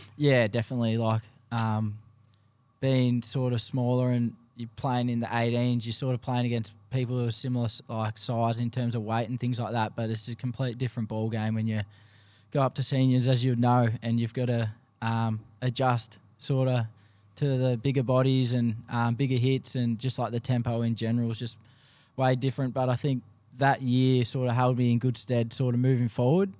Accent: Geelong, Victoria, Australia; moved away as an adult; also born or lived in Queensland; now in Detroit, United States; born and bred in Geelong, um, played my local footy at Saint Joseph's down there

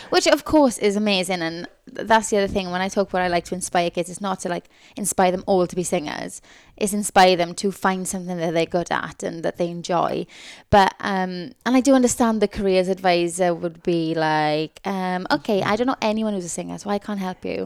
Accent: Tonypandy, Wales, United Kingdom; moved away; I'm from Tonopah-Andy, which is a place in the South Wales Valleys, where I loved, I love growing up there

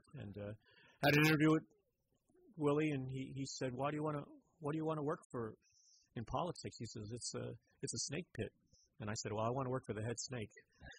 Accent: New York City, New York, United States; moved away as an adult; also born or lived in San Francisco, California; I grew up in New York City in the 60s during the Civil Rights Movement, the Vietnam War, Fillmore East. It was a wonderful upbringing. Grew up with a large Jewish community, of course, in the Lower East Side.

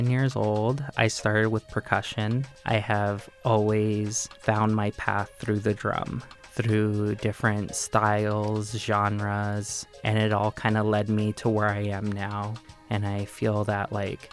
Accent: Tucson, Arizona, United States; I was born and raised in Tucson, Arizona, in Barrio Centro

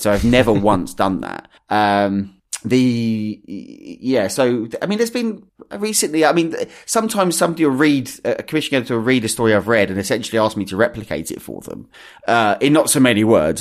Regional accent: Essex, East of England, United Kingdom; I was born and raised in Essex

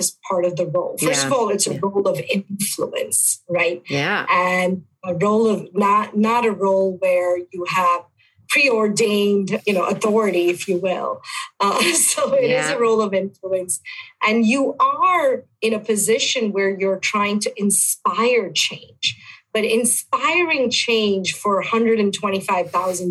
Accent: India; moved away as an adult; also born or lived in Buffalo, New York; now in United States; I am born and raised in India

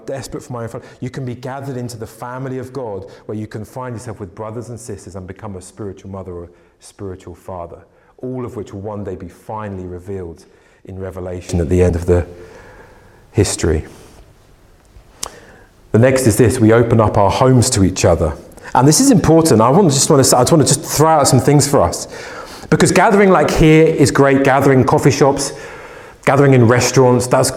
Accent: United Kingdom; we're British

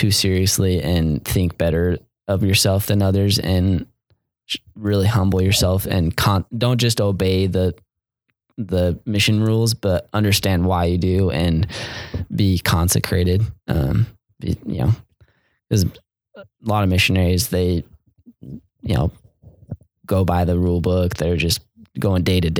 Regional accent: Mesa, Arizona, United States; living in Mesa, growing up in Mesa, basically mini Utah

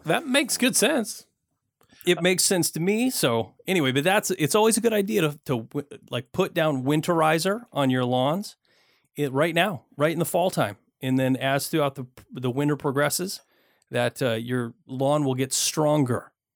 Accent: Michigan, United States; now in Portland, United States; I grew up in Michigan

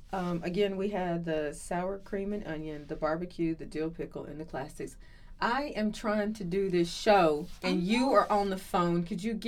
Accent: the South, United States; I'm from the South

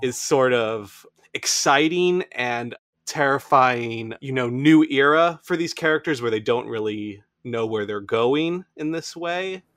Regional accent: United States

